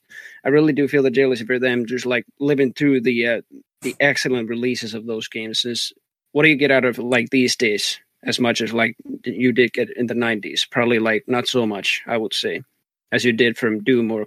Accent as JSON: {"language": "English", "region": "Texas", "country": "United States", "accent": "Texan", "said": "it already started in Overwatch with even my accent and everything, that I just speak like a Texan even when I'm casting and everything like that."}